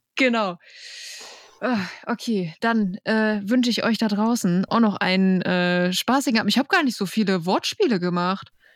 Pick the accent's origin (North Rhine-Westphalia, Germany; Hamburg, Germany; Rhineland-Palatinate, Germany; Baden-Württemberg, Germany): North Rhine-Westphalia, Germany; Bad Oeynhausen; ich komme aus Bad Oeynhausen.